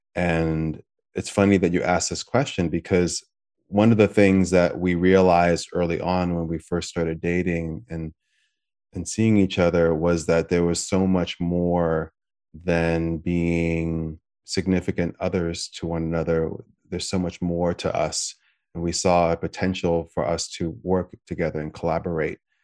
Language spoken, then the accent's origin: English; United States; I'm American